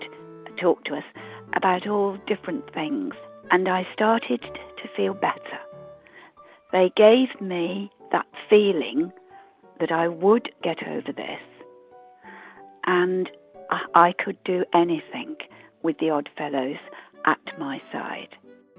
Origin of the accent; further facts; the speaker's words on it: West Midlands, United Kingdom; I come from Warwickshire.